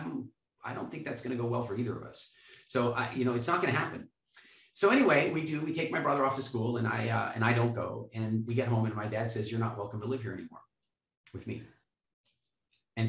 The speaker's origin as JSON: {"language": "English", "country": "Canada", "said": "we're from Canada"}